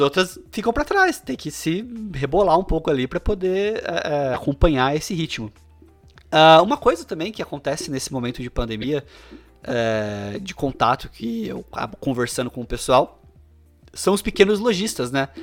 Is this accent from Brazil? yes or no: yes; Bauru, São Paulo, Brazil; eu sou de Bauru, tá? Interior de São Paulo